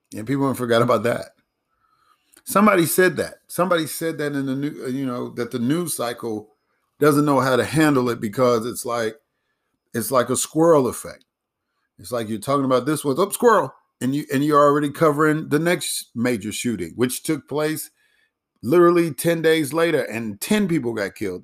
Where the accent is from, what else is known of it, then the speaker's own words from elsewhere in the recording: Chicago, Illinois, United States; Chicago, my hometown